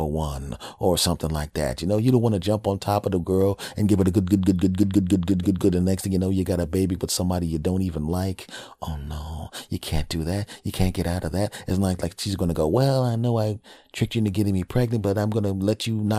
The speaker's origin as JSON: {"language": "English", "country": "United States", "said": "My home country bastards"}